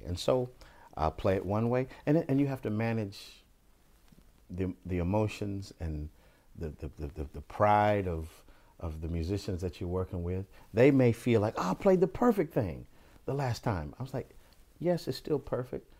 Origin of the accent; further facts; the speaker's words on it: Bakersfield, California, United States; they're from my hometown and all of those guys went to my high school